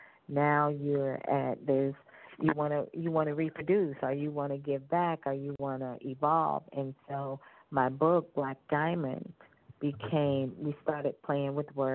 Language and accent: English; Fort Lauderdale, Florida, United States; also born or lived in Italy; I'm originally from South Florida, Fort Lauderdale